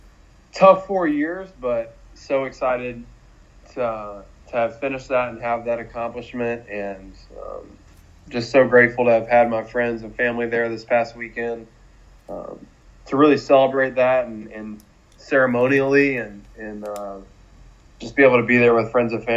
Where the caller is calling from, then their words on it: Fort Wayne, Indiana, United States; I'm joining you from my home here in Fort Wayne, Indiana.